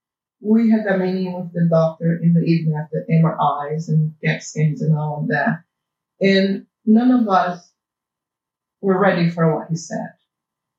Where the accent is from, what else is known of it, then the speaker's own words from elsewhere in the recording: Brazil; English is a second language; moved away; I was born in Brazil, and that's why you guys have to put up with my accent